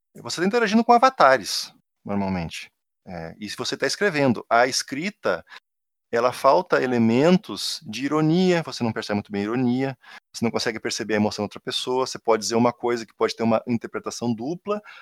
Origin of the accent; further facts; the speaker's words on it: Rio Grande do Sul, Brazil; accent: gaúcho; moved away; eu não tenho como disfarçar que eu sou gaúcho porque meu sotaque entrega